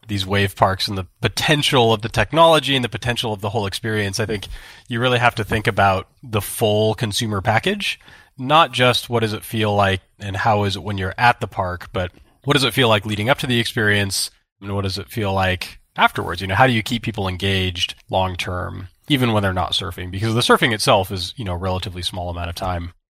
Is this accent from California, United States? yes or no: yes; Santa Barbara, California, United States; growing up in Santa Barbara